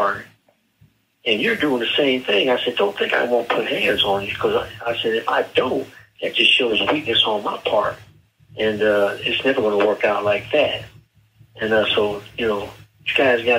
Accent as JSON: {"language": "English", "town": "Canton", "region": "Ohio", "country": "United States", "tie": "born or raised there", "said": "I'm from Canton, Ohio"}